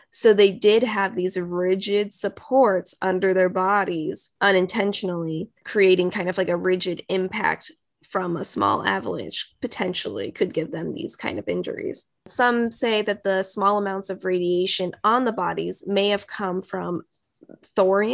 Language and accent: English; United States; I'm just American